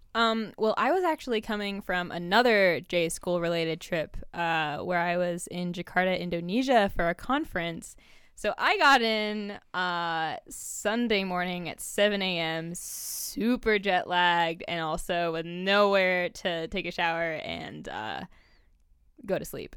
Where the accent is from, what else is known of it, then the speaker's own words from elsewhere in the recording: California, United States; now in Oregon, United States; I'm from California, which is more diverse than Oregon, um, at least the places where I was from